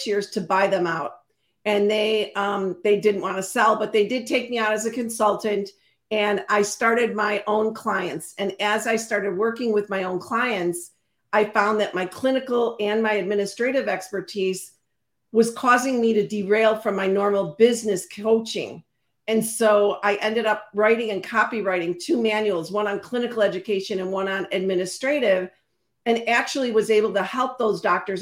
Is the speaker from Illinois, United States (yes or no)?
yes; Chicago, Illinois, United States; also born or lived in Carthage, Illinois; born and raised in Chicago